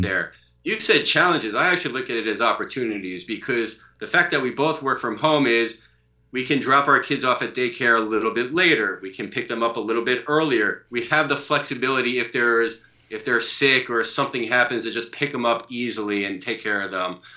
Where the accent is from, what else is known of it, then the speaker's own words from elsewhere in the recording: Long Island, New York, United States; moved away; I grew up in Long Island